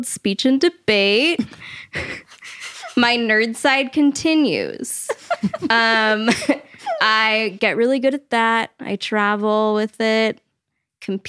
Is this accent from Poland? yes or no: no; Modesto, California, United States; I was born and raised in Modesto, California.